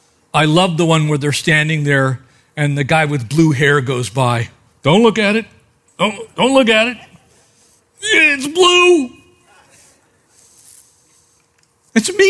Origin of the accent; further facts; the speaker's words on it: United States; I'm an American